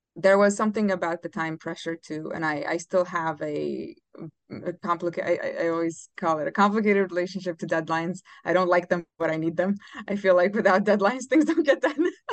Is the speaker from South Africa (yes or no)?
no; Romania; moved away; I'm originally from Romania